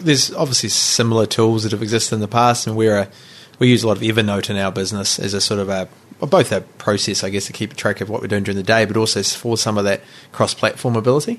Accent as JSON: {"language": "English", "country": "New Zealand", "tie": "born or raised there", "also_born_or_lived": "Rotorua / Nelson", "lives_now": "Auckland, New Zealand", "said": "we grew up in Rotorua and Nelson, uh, you know, we knew our neighbours, and all of a sudden, in ten years living in Auckland"}